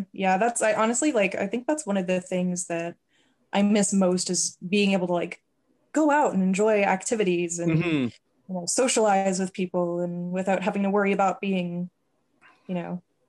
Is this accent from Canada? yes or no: yes; Canada; also born or lived in United States; I always say I'm a terrible Canadian. I don't like the cold at all. I've lived here for like the majority of my life